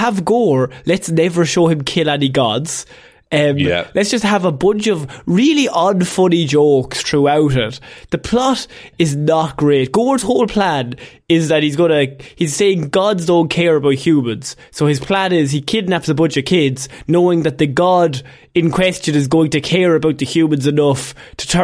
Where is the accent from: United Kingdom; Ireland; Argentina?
Ireland; as Irish people, we use the word grand